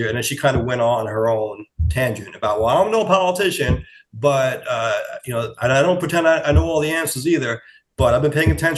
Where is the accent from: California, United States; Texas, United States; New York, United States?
New York, United States; accent: New York; my New York accent